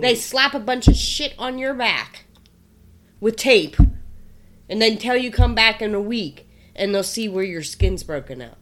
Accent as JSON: {"language": "English", "region": "East Coast", "country": "United States", "moved": "yes", "lives_now": "Nebraska, United States", "said": "I'm from the East Coast"}